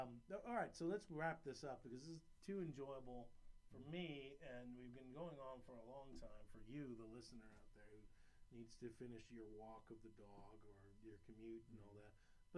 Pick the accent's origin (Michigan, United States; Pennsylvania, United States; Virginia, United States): Virginia, United States; Williamsburg; So I grew up in Williamsburg, Virginia, and I went to the University of Virginia.